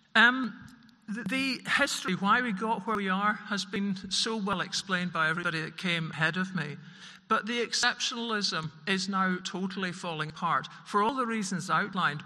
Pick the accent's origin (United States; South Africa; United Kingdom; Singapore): United Kingdom; Scotland; for Scotland in particular, we have a geopolitical location to die for. We are part Celt, we're part Nordic, we're part British. We're a mongrel nation